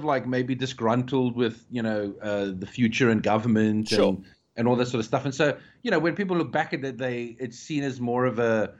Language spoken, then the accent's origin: English; South Africa; growing up in South Africa, growing up in the 90s or like mid to late 80s